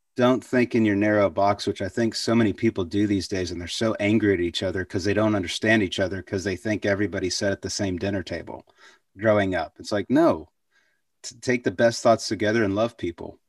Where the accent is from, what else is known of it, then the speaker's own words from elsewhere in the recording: Waco, Texas, United States; also born or lived in Abilene, Texas; I was born in Abilene, but, uh, when we were two, it moved to, moved to, to Waco